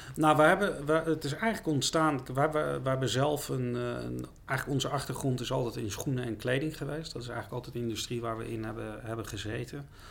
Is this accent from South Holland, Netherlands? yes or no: yes; The Hague, South Holland, Netherlands; Ik ben wel een echte Haagse jongen